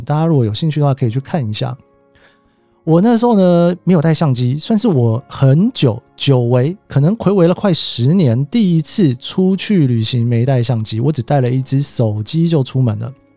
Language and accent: Chinese; Taipei, Taiwan; moved away as an adult; also born or lived in Japan / United States; 我台北人嘛，那家里面比较忙，常常就是一个人在家里面，然后自己去图书馆啊什么的